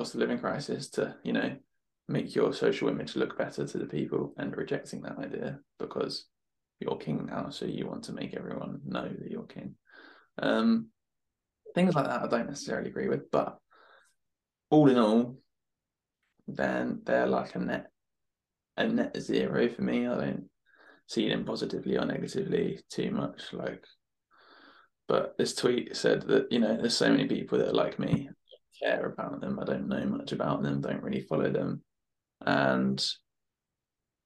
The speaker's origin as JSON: {"language": "English", "country": "United Kingdom", "said": "We're British"}